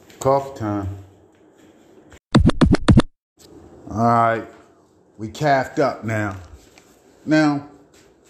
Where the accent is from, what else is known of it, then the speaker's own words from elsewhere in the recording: Baltimore, Maryland, United States; I'm from East Baltimore. That's what we do. The reason why we loud in East Baltimore, because in East Baltimore, we had mostly projects down there